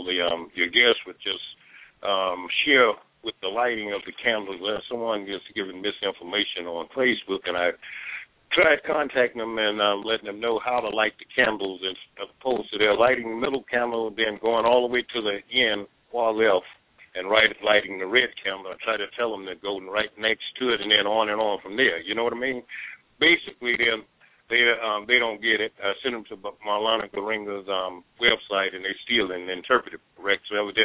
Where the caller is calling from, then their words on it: Safety Harbor, Florida, United States; I'm calling you from Safety Harbor, Florida.